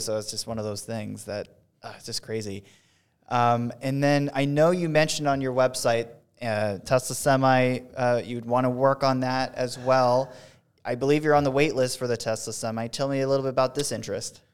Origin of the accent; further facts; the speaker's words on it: West Coast, United States; moved away; I'm from the West Coast a, and got moved out here